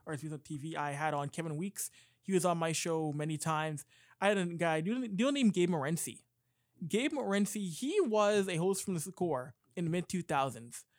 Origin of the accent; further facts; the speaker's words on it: Canada; being a Canadian kid at sixteen years old